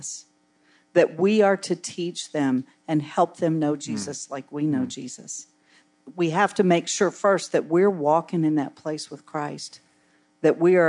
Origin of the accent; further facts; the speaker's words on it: West Virginia, United States; now in Tampa, United States; In where I come from in West Virginia, I live in Tampa now, but I grew up in West Virginia in a small town.